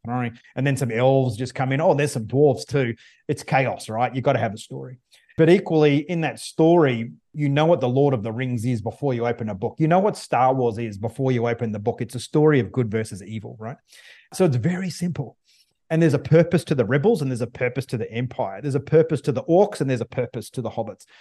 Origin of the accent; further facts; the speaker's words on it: Australia; now in United States; I'm not from the U S. I'm Australian. I live in the U S now